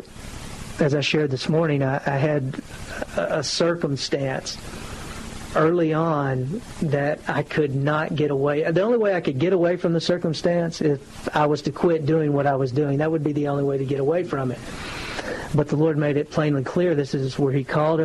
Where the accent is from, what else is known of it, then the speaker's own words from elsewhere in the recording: Mount Vernon, Texas, United States; also born or lived in Longview, Texas; I grew up in Northeast Texas, Mount Vernon, Texas, which is about an hour north